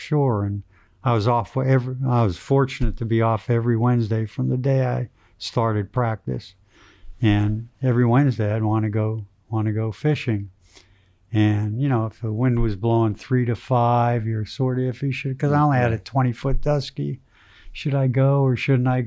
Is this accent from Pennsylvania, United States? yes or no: yes; Wilkes-Barre, Pennsylvania, United States; I'm from Wilkes-Barre area, Pennsylvania